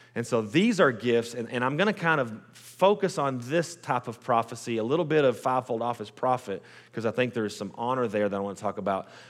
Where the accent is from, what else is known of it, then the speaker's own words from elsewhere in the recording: Post, Texas, United States; also born or lived in Lubbock, Texas / Midland, Texas; I was born and raised in Post, Texas.